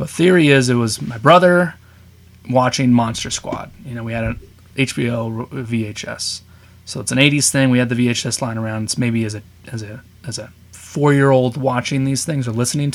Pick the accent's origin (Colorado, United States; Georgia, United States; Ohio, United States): Colorado, United States; also born or lived in Seattle, Washington; I grew up in Colorado